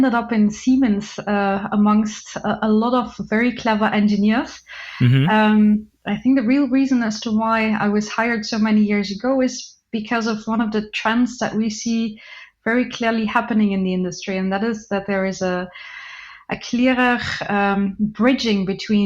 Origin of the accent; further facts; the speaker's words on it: Flanders, Belgium; moved away; also born or lived in Dubai; From Belgium, also the north, but then Belgium